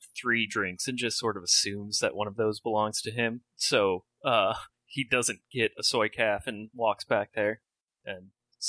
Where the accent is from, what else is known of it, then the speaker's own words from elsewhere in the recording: Tennessee, United States; now in Seattle, United States; Yeah, I know. I'm from Tennessee. I don't really do too much seafood.